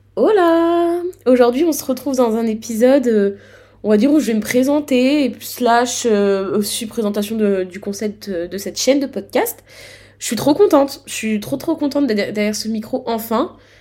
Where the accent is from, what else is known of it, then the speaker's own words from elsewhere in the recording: Grand Est, France; je suis du Grand Est